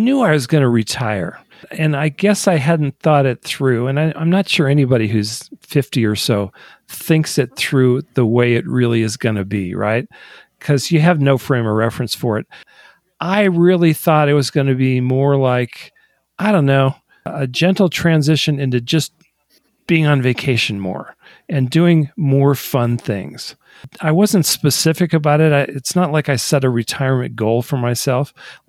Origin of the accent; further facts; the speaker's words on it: Michigan, United States; also born or lived in Delaware / California; which is why I was born in Delaware, raised for 10 years in Michigan, and then ended up in California.